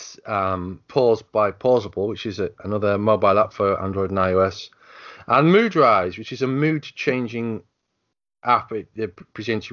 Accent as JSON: {"language": "English", "country": "United Kingdom", "said": "I'm British"}